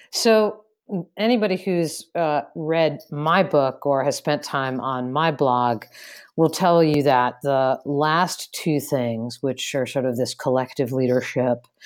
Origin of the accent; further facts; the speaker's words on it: Ireland; maybe it's because I'm Irish, but I've just always been a really good storyteller.